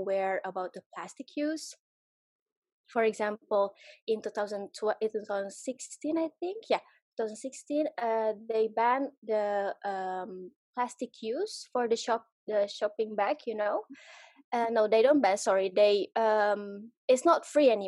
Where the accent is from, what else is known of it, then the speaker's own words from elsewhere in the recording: Jakarta, Indonesia; moved away as an adult; I grew up also in Jakarta